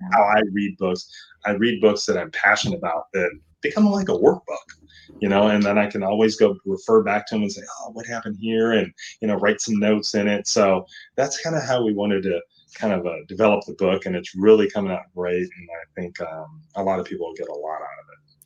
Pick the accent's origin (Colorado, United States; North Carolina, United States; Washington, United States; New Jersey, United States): Washington, United States; Seattle; moved away as an adult; now in Irvine, United States; I'm originally here from Seattle